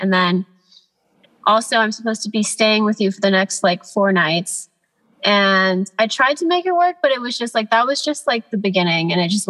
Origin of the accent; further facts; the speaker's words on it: Los Angeles, California, United States; also born or lived in Atlanta, Georgia; I grew up in Atlanta. Okay. Until I was like 11, and then I moved to Los Angeles.